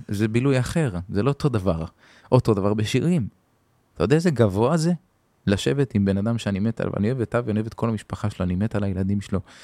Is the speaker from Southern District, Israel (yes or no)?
no; Hadera, Haifa District, Israel; גדלתי בחדרה